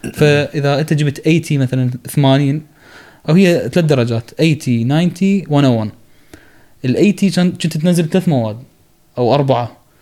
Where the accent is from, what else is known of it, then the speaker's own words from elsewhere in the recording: Iraq; moved away; also born or lived in Egypt; عندنا بالعراق